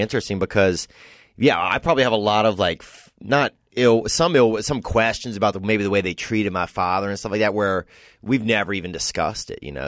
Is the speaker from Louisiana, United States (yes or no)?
yes; Covington, Louisiana, United States; now in Los Angeles, United States; From Covington, Louisiana.